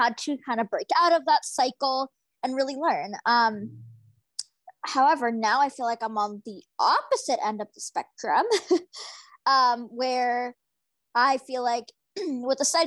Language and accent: English; Fraser Valley, British Columbia, Canada; I'm from the Fraser Valley in British Columbia